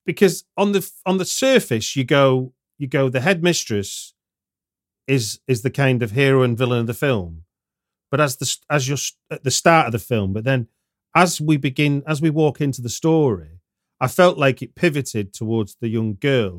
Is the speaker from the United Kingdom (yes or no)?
yes; United Kingdom; as a Brit